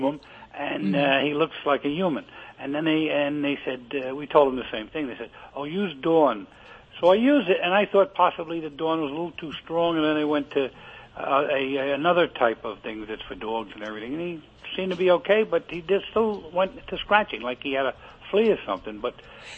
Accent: New York City, New York, United States; moved away as an adult; also born or lived in Brooklyn / Staten Island / New Jersey; now in Weeki Wachee, Florida, United States; I was born in Greenwich Village.

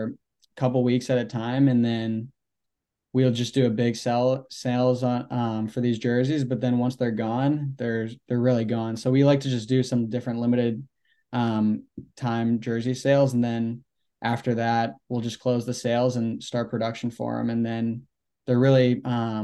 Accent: Sarasota, Florida, United States; also born or lived in St. Louis, Missouri; now in Gainesville, United States; I'm originally from St. Louis, and when I was 8 years old, I moved down to Sarasota and then just grew up playing out of Sarasota, Florida all my life

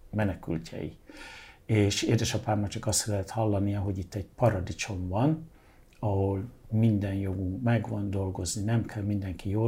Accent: England, United Kingdom; born there; Mert hogy Angliában

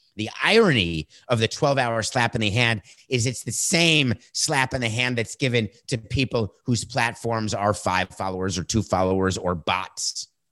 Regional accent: United States; I am committed as an American

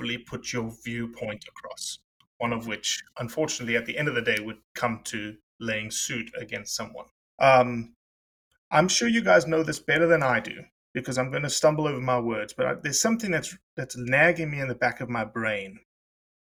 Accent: South Africa; I'm South African

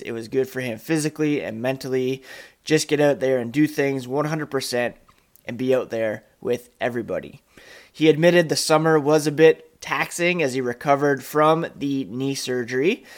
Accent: Canada; also born or lived in Guelph, Ontario; being Canadian

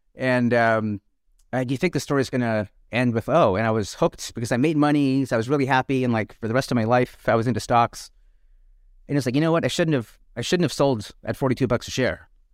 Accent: Canada; now in United States; I grew up in Canada

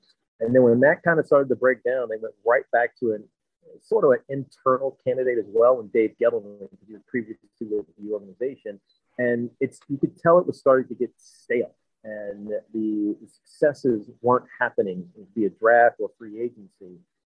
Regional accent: South Coast Virginia, United States; moved away; I'm growing up in South Coast Virginia.

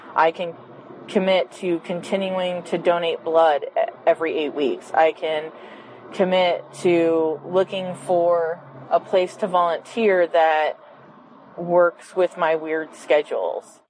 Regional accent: Quebec, Canada; I'm from Quebec in Canada

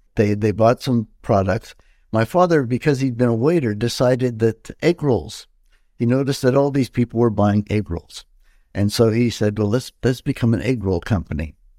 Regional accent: Montreal, Quebec, Canada; I was born in Montreal, 1953, and uh, so that makes me what 70 years old today. And, and I was born in Chinatown, uh, inner city Montreal

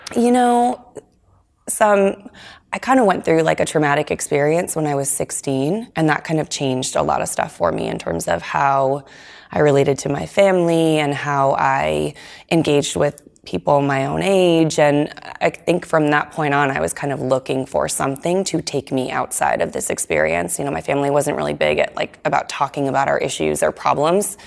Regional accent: Nashua, New Hampshire, United States; I grew up in Nashua

